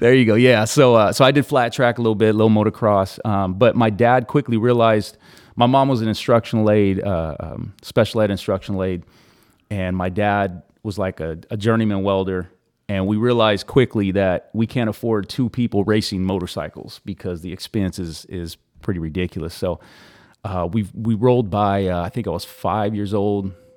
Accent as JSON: {"language": "English", "town": "Easton", "region": "California", "country": "United States", "tie": "born or raised there", "also_born_or_lived": "Clovis", "said": "I'm a E-Town, uh, uh, born and, born and raised out there."}